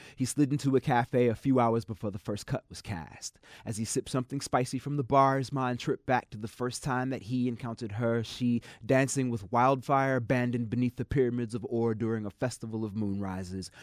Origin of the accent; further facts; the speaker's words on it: Chicago, Illinois, United States; now in Humboldt County, United States; I come rough hewn from South Side Chicago streets and urban sprawl.